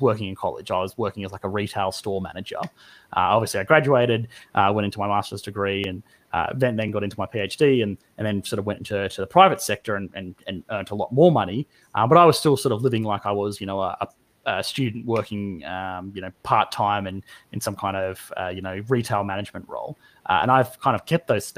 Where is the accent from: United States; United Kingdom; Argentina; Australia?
Australia; I'm Australian